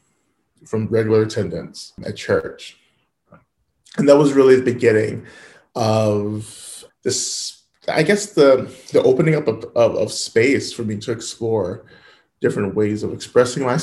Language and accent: English; the South, United States; I grew up in the South